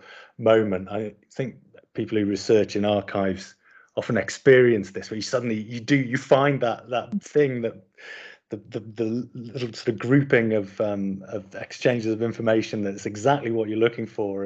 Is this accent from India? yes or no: no; Sunderland, North East England, United Kingdom; I grew up in Sunderland, and so was kind of really, you know, familiar with the dialect